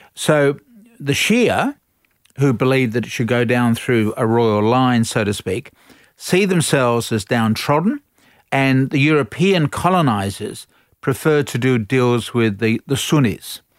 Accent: Australia; we're all Australian

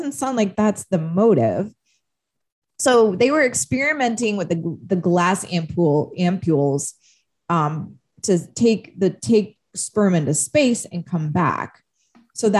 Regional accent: Palo Alto, California, United States; Palo Alto, which is my hometown

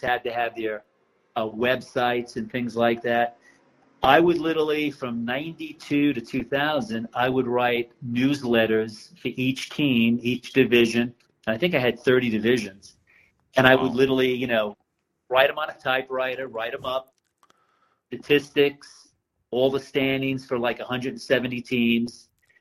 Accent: Long Island, New York, United States; moved away as an adult; now in Florida, United States; I was born in New York City. And before we moved out to Long Island, I remember playing a stick ball when I was 6 and 7 in the streets of Greenwich Village.

